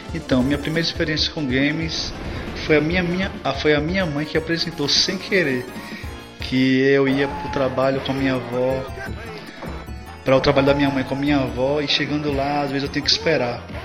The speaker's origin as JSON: {"language": "Portuguese", "town": "Maceió", "region": "Alagoas", "country": "Brazil", "said": "sou de Maceió, Alagoas"}